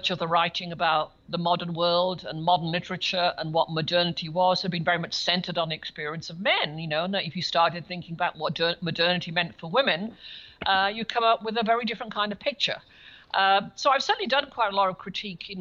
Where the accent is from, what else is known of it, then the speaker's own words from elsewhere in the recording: Birmingham, West Midlands, United Kingdom; moved away as an adult; also born or lived in Cambridge, England / Melbourne, Australia / United States; I grew up in Birmingham in England.